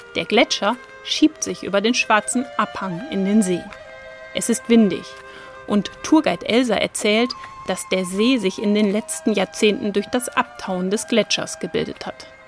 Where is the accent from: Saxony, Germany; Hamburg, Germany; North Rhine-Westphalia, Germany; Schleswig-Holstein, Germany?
Hamburg, Germany; Ich komme aus Hamburg